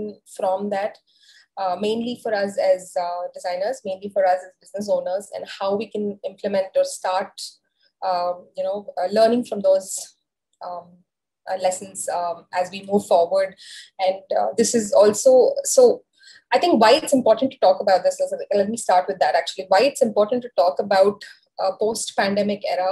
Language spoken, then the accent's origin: English; India; as Indian culture